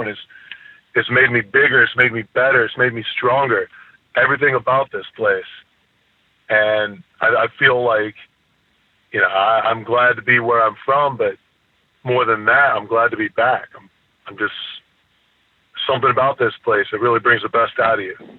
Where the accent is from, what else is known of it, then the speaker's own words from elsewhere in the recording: near Toledo, Ohio, United States; I use Toledo as my hometown literally because it's the only city close enough that anybody would know. Ohio's a different place. I grew up poor as hell